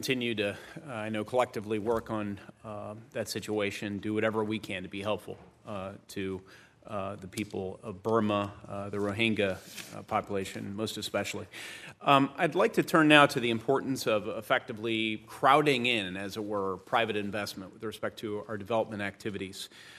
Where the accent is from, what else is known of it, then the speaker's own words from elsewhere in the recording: Indiana, United States; You indicated you visited my home state of Indiana.